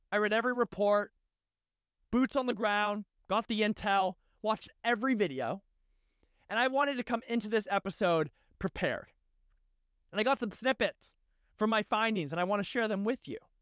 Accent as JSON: {"language": "English", "country": "United States", "said": "as an American"}